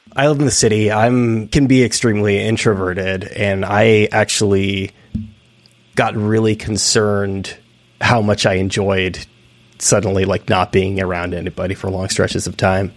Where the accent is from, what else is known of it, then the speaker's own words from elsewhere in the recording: outside of San Francisco, Northern California, United States; moved away; I'm from Northern California. I'm from outside of San Francisco initially